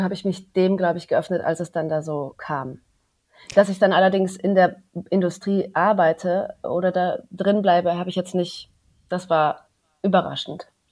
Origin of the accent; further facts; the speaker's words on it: Cologne, North Rhine-Westphalia, Germany; moved away; also born or lived in Düsseldorf; Ich habe damals noch in Köln gelebt, also ich komme aus Köln übrigens